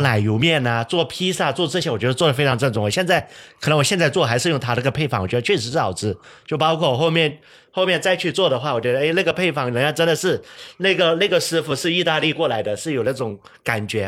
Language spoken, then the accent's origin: Chinese; Jiangxi, China; moved away as an adult; now in Xiamen, China; 我是江西人啊